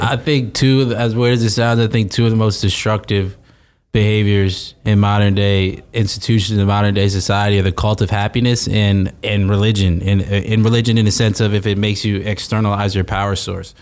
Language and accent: English; South Orange, New Jersey, United States; South Orange, New Jersey, nine seven three